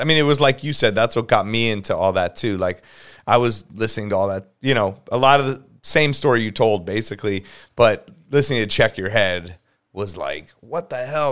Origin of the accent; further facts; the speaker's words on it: Los Angeles, California, United States; born and raised